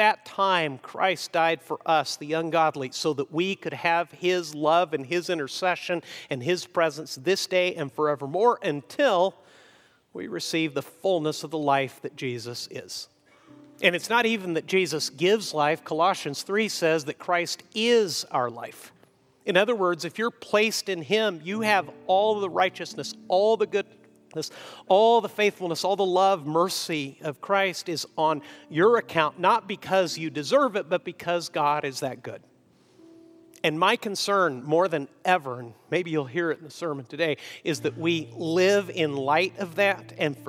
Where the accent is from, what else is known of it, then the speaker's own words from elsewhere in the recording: Mexico; And I grew up in Mexico. Is anyone coming to help the gringo, frankly, which is what they often called me